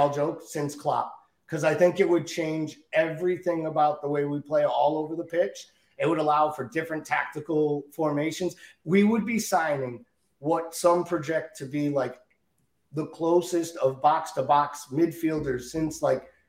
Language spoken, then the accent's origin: English; Ireland; as an Irish kid